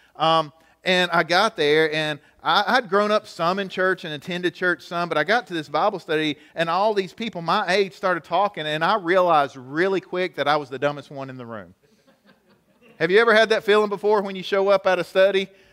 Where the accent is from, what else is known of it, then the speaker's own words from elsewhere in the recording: United States; I grew up here in Gaylock, so I think about some of the teachers I had at the high school